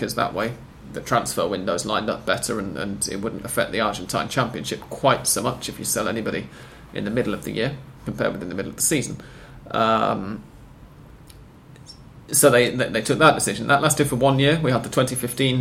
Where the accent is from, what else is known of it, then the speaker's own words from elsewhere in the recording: United Kingdom; as a Brit